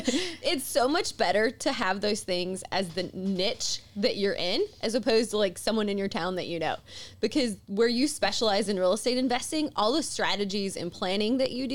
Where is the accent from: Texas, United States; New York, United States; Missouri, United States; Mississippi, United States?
Mississippi, United States; accent: thick accent; I'm from Mississippi